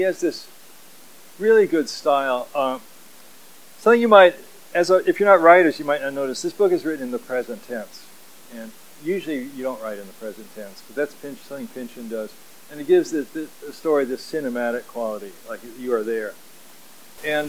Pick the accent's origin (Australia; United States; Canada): United States; Kentucky; moved away as an adult; also born or lived in Lynchburg / San Jose, California; now in California, United States; I grew up in Kentucky